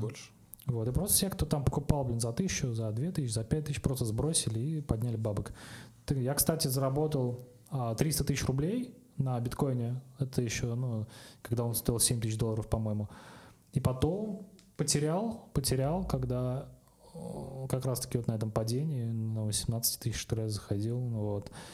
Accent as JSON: {"language": "Russian", "town": "Kazan", "region": "Tatarstan", "country": "Russia", "said": "я сам из Казани"}